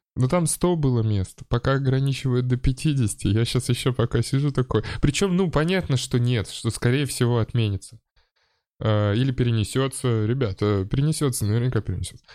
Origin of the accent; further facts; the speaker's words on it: Saint Petersburg, Russia; я вырос на Приморской